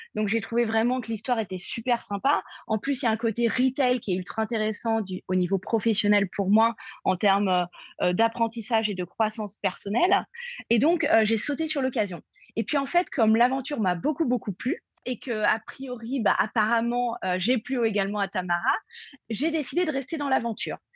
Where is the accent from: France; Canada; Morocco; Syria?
France; Paris, Île-de-France; moved away as an adult; also born or lived in New York; je suis française obviously, comme on dit. Mm. voilà, euh, donc je suis parisienne